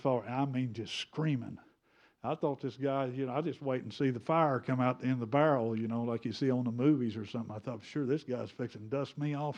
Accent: United States; I'm American. I speak English.

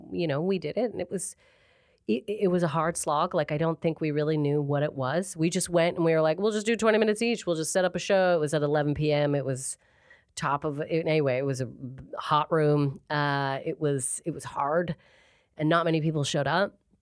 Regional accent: Calgary, Alberta, Canada; moved away as an adult; now in Manchester, United Kingdom; I'm from a place called Calgary, Alberta

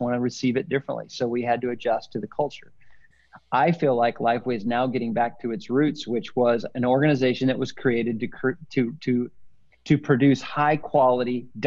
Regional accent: Northwest Illinois, United States; moved away as an adult; also born or lived in Indiana / Denver, Colorado; I'm a Midwestern boy, born and raised in Northwest Illinois, and then spent my college years in Indiana

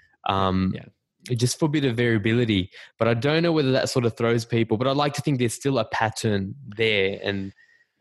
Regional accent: Australia; accent: Australian; my Australian accent

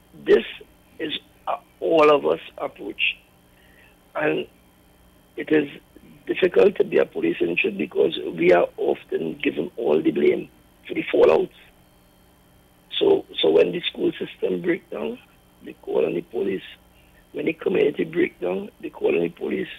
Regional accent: Trinidad & Tobago; I come from Mobile Lab. I born and grew in Mobile Lab

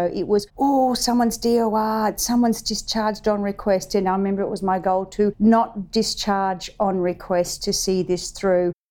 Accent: Penrith, New South Wales, Australia; born there; I was born in Penrith in 1971 whilst my father was serving at RAAF Richmond.

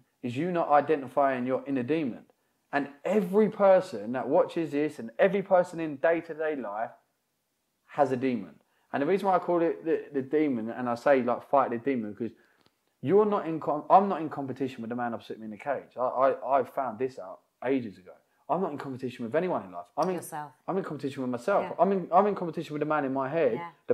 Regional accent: United Kingdom; born or raised there

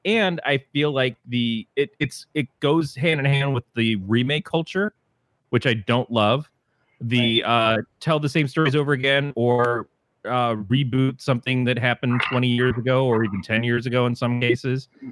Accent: Michigan, United States; I'm from Michigan

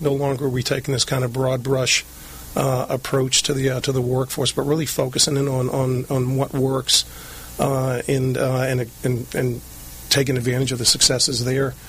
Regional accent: Lynn, Massachusetts, United States; moved away as an adult; now in Southern California, United States; I grew up right outside of Boston, a place called Lynn, Massachusetts.

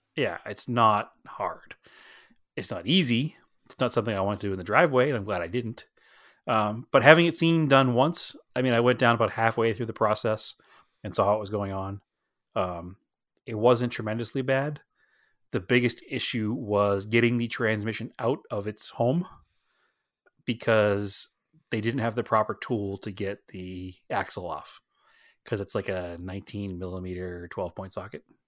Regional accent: New England, United States; moved away; we're from New England

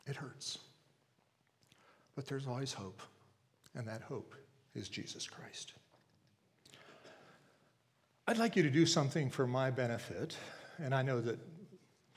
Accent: Pittsburgh area, Pennsylvania, United States; moved away; Kathy and I were raised in the Pittsburgh area. She lived right in Pittsburgh. I lived about 30 miles outside of Pittsburgh

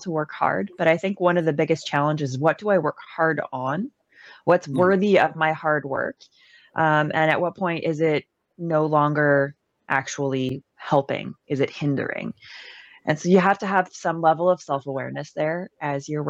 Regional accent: Canada; I'm Canadian

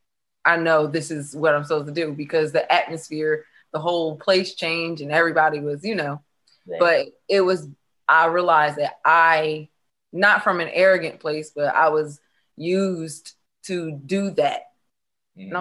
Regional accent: Delaware, United States; I'm actually from Delaware

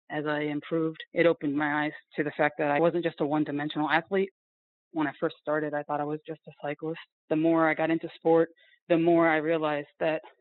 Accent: Connecticut, United States; I grew up mostly in Connecticut, and my father was in the military. When he retired, we moved to upstate New York, and there I had a son.

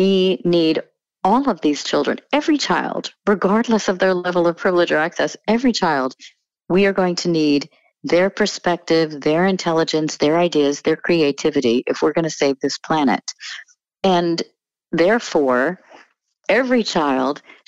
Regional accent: New Jersey, United States; also born or lived in Connecticut; I was born in Connecticut, but grew up mostly in New Jersey.

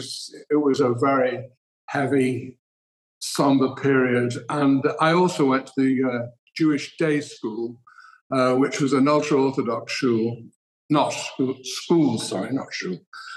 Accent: Manchester, North West England, United Kingdom; Well, I was, as you say, it was a close-knit family, and my grandparents, Henry, came from Poland. My grandmother, Gertie, came from Romania.

